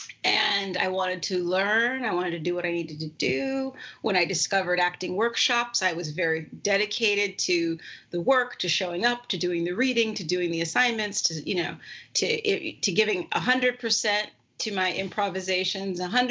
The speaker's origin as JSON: {"language": "English", "town": "Santa Monica", "region": "California", "country": "United States", "tie": "born or raised there", "said": "I grew up not that far from the beach and kind of a very beach culture. Santa Monica is a very beachy culture, particularly where I was, place. And especially when I grew up there"}